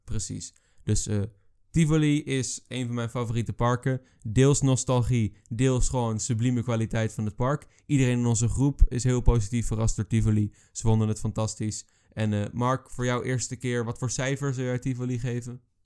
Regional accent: Netherlands

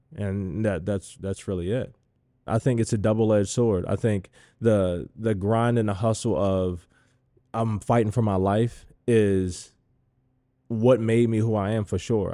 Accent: Baltimore, Maryland, United States; I grew up in Baltimore

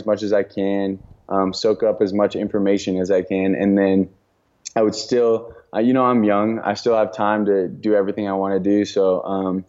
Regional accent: Colorado, United States; also born or lived in Santa Barbara, California / Oklahoma; I grew up here in Colorado, so I was born and raised here, which is why I'm back here

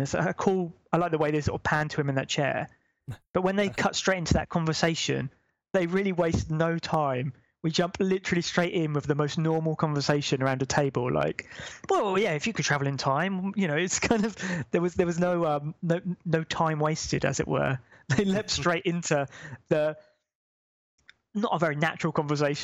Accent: United Kingdom; we're British

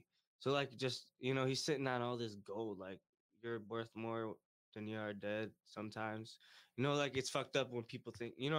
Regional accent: Monroe, Michigan, United States; Monroe's my hometown

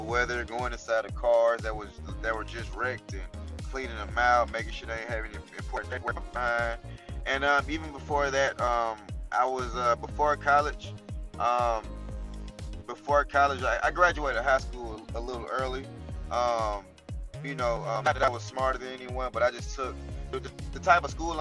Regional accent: Atlanta, Georgia, United States; I'm from Atlanta, Georgia

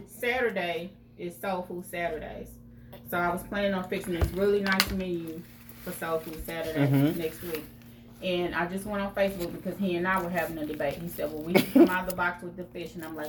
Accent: East St. Louis, Illinois, United States; I'm from East St. Louis, Illinois. Right on. Born and raised.

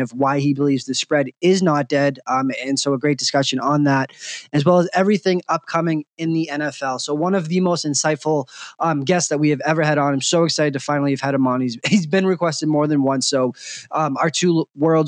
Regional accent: Boston, Massachusetts, United States; accent: Boston; now in Las Vegas, United States; it is not my Boston accent

